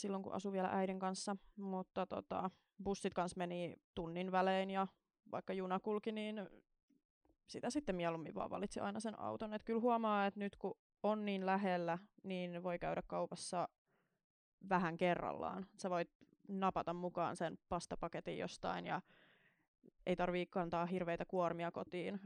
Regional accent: Kauniainen, Uusimaa, Finland; now in Helsinki, Finland; synnyin siis Helsingissä, niin semmoiset kolme neljä vuotta. Ja sitten muutin äidin kanssa Kauniaisiin.

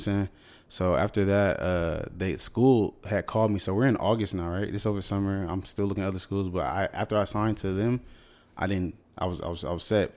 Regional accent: San Diego, California, United States; moved away as an adult; also born or lived in San Fernando Valley, California / Los Angeles, California / Houston, Texas / Alabama; I was born in San Diego. Okay, so I grew up San Diego, uh, really SoCal

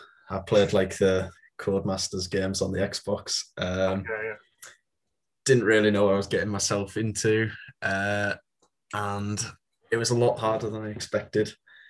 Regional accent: the north of England, United Kingdom; I'm from Northern England.

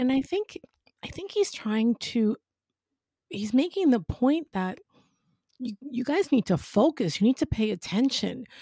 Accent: New York, United States; accent: New York; now in West Palm Beach, United States; I'm originally from New York

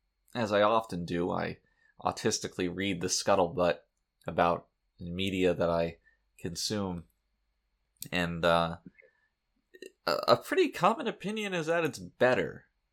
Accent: New Jersey, United States; I mean, I'm from Nuevo Jersey, so I know these things.

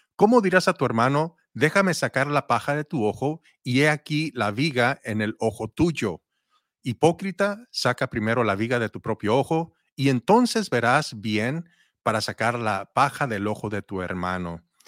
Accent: Mexico; yo soy mexicano

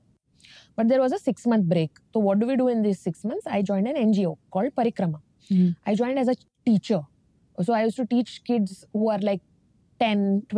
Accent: Dharwad, Karnataka, India; also born or lived in Bangalore; I was born in Dharwad in North Karnataka. I grew up with my grandparents for first 5 years because my father had a transferable job

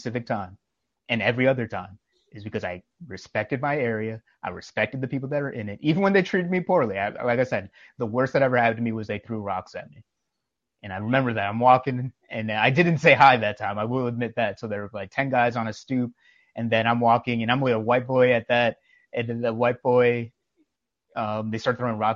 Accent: New York, United States; I'm from New York

